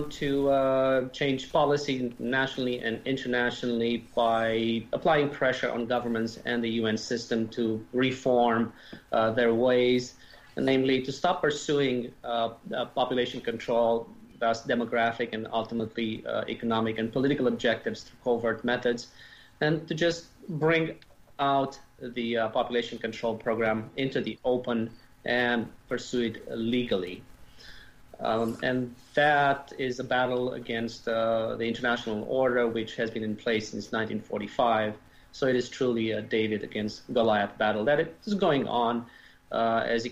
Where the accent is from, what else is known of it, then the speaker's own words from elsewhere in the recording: Romania; also born or lived in Germany / Canada / United States; now in Europe; I was born and raised in Romania. We immigrated as a family to Germany in 1981, and to Canada in 1985.